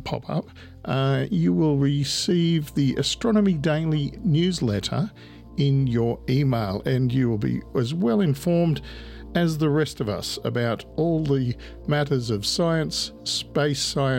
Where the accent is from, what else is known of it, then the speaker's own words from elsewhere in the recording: Australia; I'm Australian.